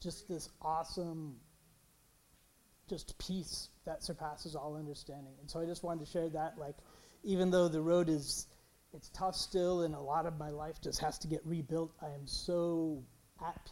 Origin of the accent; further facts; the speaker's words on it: San Jose, California, United States; I'm from San Jose